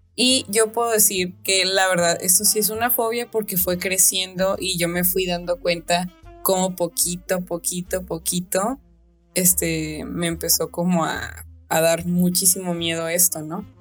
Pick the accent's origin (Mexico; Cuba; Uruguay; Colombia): Mexico; Sinaloa; yo también cruzo, cruzo la calle como una sinaloense, de que nosotros pasamos de que no le tenemos miedo a cruzar la calle